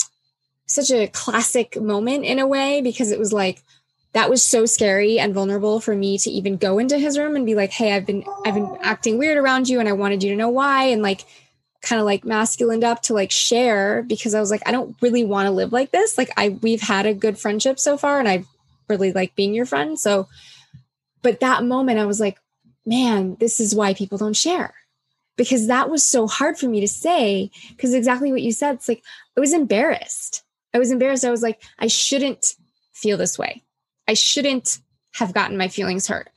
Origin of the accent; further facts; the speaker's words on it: U.S. Virgin Islands; I was born on St. Thomas in the U.S. Virgin Islands, and we had hurricanes. That was part of my life growing up